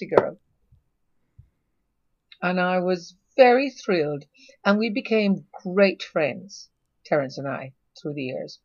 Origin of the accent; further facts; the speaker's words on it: Jamaica; I'm Jamaican